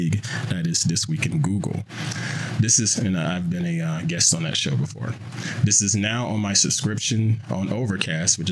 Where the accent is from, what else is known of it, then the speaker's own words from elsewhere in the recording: South Carolina, United States; moved away; back home in South Carolina, in my hometown